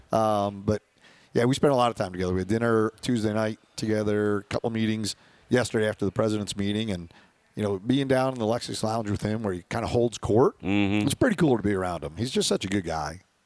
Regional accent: New York, United States; we're from New York

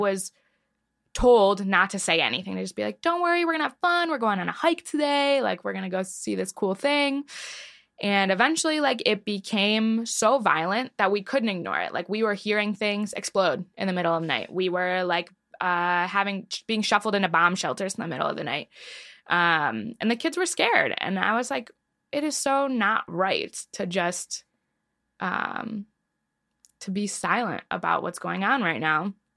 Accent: Detroit, Michigan, United States; I grew up in a really Zionist suburb of Detroit

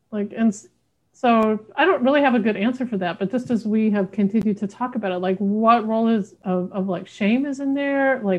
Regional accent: Southern United States, United States; I'm queer and I'm from the South.

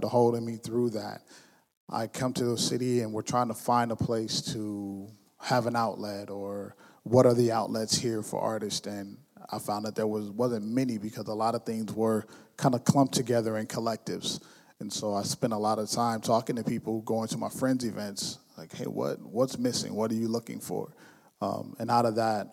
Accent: West Coast, United States; now in Lansing, United States; I'm from the West Coast

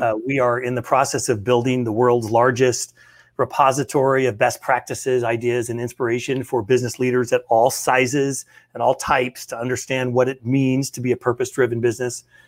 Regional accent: North Platte, Nebraska, United States; our hometown, in my hometown

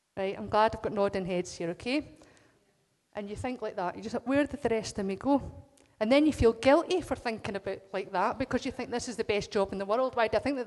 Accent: Scotland, United Kingdom; as us Scots, there's just something that says we're Scottish first.

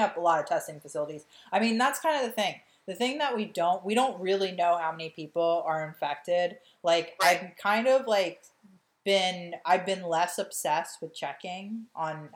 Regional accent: Lankenau, Philadelphia area, Pennsylvania, United States; I was born in Lankinall

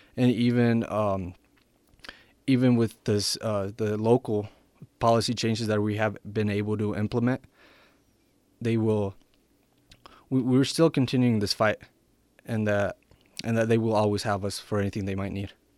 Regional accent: Ruidoso, New Mexico, United States; also born or lived in Sonora, Mexico; now in Albuquerque, United States; I was born in Sonora, Mexico, and I, I came to the United States when I, when I was eight. I moved to Ridoso, New Mexico, and I graduated high school there in twenty fifteen

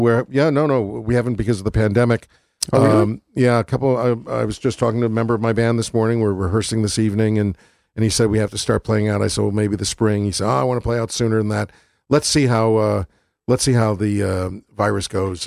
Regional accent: Waterbury, Connecticut, United States; also born or lived in Milford / New Haven; where I grew up. And this is a song about growing up in Waterbury and Milford

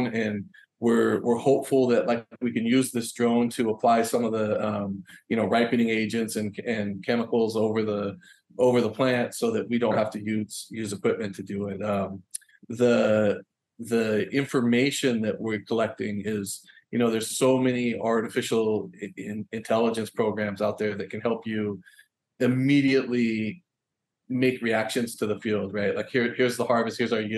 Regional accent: Willamette Valley, Oregon, United States; moved away as an adult; now in Hawaii, United States; I grew up in Oregon, in the Willamette Valley, which is definitely a very rural agricultural community

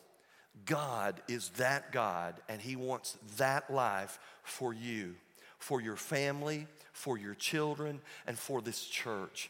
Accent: Tennessee, United States; I'm a hick from Tennessee.

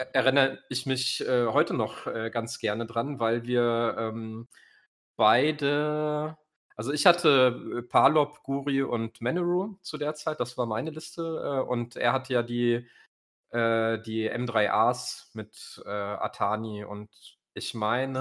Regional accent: Äppelwoi-Land, Hesse, Germany; also born or lived in Rodgau, Hesse; ich komme aus dem Appleboy-Land

